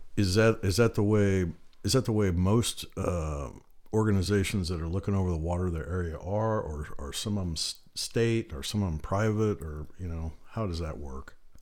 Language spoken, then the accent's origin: English; near Lake Michigan, Great Lakes, United States; now in Tennessee, United States; I grew up more up near Lake Michigan and up around there.